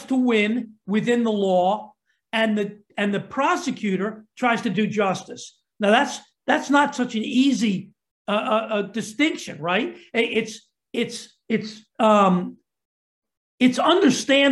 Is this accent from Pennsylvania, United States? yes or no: yes; Philadelphia, Pennsylvania, United States; Philadelphia, my hometown